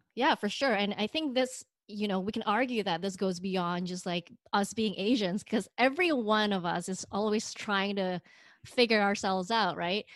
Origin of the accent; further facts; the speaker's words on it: Indonesia; now in United States; I'm not an American, but I'm way too American for the Indonesians